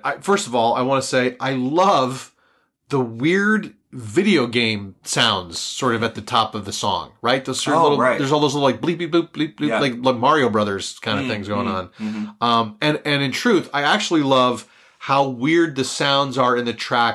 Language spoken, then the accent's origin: English; Philadelphia, Pennsylvania, United States; We're from Philly